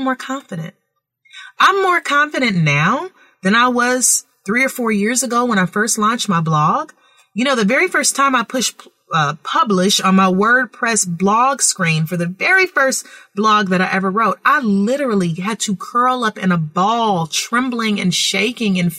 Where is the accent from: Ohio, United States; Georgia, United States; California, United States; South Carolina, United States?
California, United States; I am so grateful that I grew up in California with free thinking parents